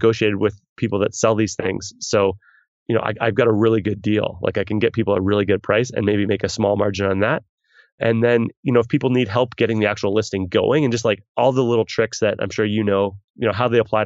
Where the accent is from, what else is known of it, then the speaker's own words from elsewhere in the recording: Canada; me being a Canadian